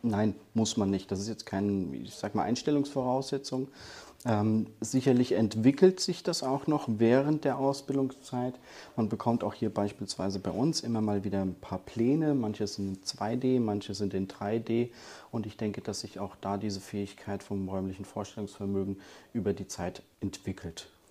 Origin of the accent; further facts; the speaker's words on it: Hesse, Germany; als Hesse